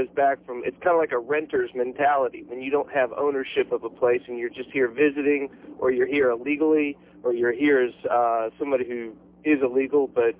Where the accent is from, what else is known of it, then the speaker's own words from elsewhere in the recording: North Carolina, United States; moved away as an adult; now in Florida, United States; I'm from North Carolina and have been down here 4 years